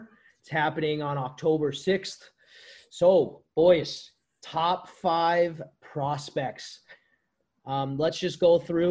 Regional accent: United States; I am American.

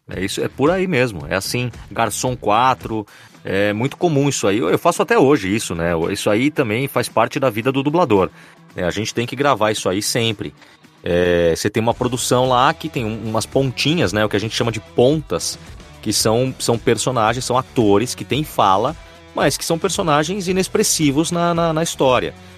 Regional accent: São Paulo, Brazil; eu sou de São Paulo, tenho 39 anos

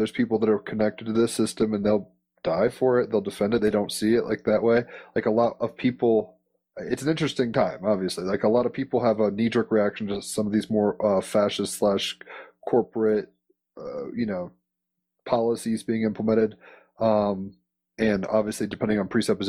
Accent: United States; as an American

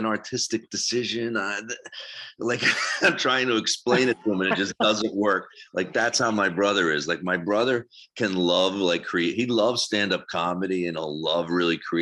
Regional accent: New Jersey, United States; moved away as an adult; also born or lived in New York; I'm from South Jersey

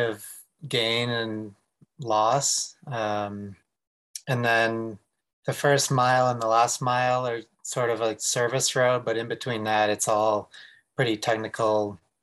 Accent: Westwood, Massachusetts, United States; So I actually grew up on the East Coast. I grew up in Westwood, Massachusetts, which is just outside of Boston

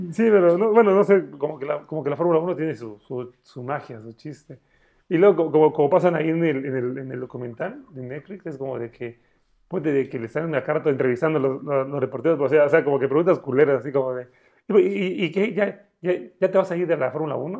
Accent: Chiapas, Mexico; somos de aquí de Chiapas

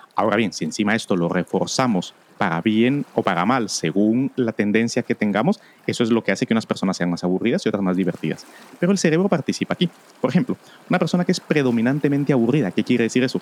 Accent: Guatemala; otra en mi país, en Guatemala

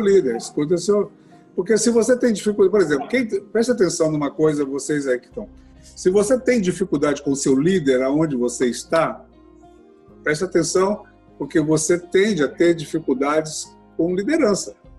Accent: Goiás, Brazil; moved away as an adult; also born or lived in Anápolis / Brasília; now in Rio de Janeiro, Brazil; Nós estávamos em Anápolis, fomos a Brasília, de repente estivemos parar no Rio de Janeiro, como goianos

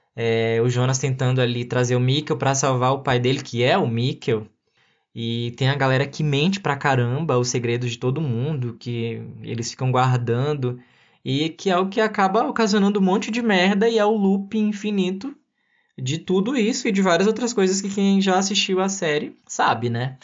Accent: Brazil; somos nós brasileiros

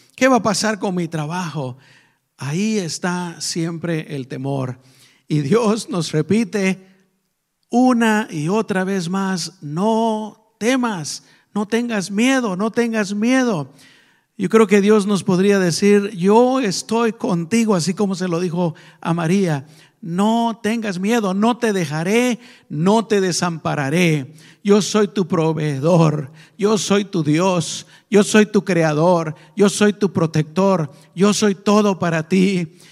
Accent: Guatemala; moved away; nosotros venimos de Guatemala

